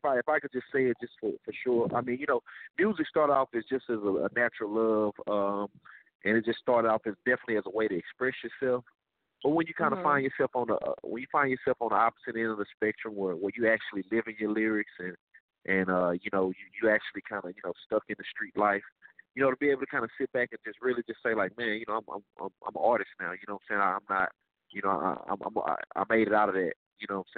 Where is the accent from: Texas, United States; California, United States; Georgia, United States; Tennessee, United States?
Texas, United States; Dallas; I'm from Dallas, Texas